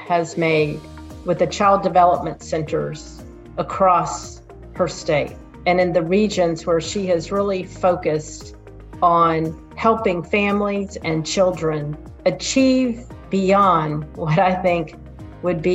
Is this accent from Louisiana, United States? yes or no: no; Pensacola, Florida, United States; my hometown here in Pensacola, Florida